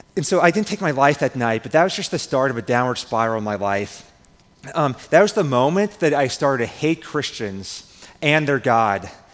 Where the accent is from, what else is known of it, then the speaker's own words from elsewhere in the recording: Nebraska, United States; I'm from Nebraska. I grew up on a farm. And growing up on a farm here in Nebraska